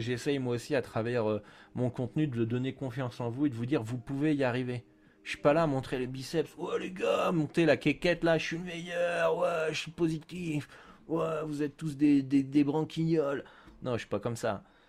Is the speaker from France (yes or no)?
yes; France; chez nous en France